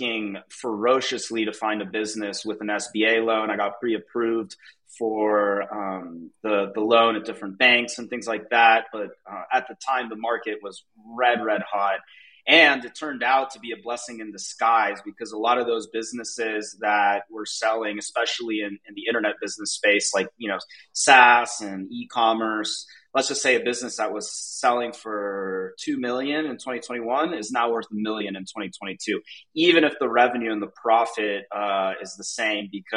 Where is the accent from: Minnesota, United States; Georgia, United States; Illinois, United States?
Georgia, United States; Atlanta; moved away as an adult; now in Mexico City, Mexico; I grew up in Atlanta, Georgia, like the suburbs, and I moved to Mexico City about 7 years ago